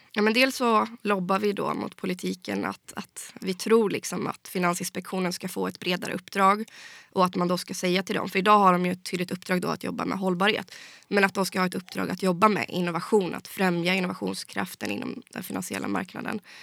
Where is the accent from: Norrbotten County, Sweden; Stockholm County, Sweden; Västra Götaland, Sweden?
Västra Götaland, Sweden; Skaraborg; jag var en av riksdagskandidaterna från, från Skaraborg då, där jag kommer ifrån